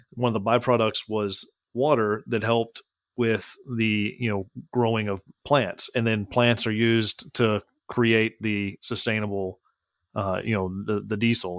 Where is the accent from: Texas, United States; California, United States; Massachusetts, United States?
Texas, United States; Midland; I was born and raised in Midland, Texas